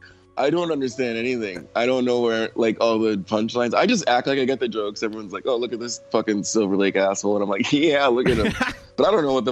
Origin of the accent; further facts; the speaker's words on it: St. Croix, U.S. Virgin Islands; moved away; also born or lived in Austin, Texas; I'm originally from the U.S. Virgin Islands, like St. Croix, by Puerto Rico, like in the Caribbean.